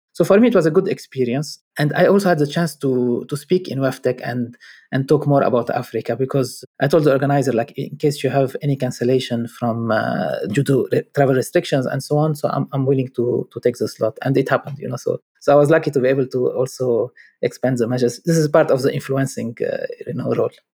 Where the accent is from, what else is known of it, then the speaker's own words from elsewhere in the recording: Lebanon; moved away; I'm from Lebanon